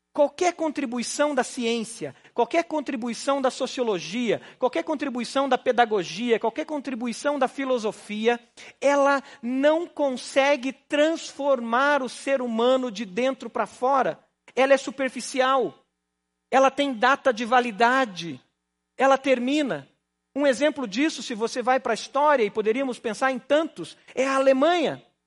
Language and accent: Portuguese; Paraná, Brazil; accent: pé vermelho; Eu sou pé vermelho, então o pé vermelho tem um pouco de mineireza aí